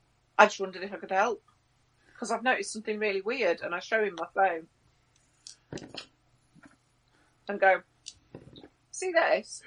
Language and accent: English; Southwark, London, United Kingdom; No, I'm from Southwark, mate. I'm not from around here.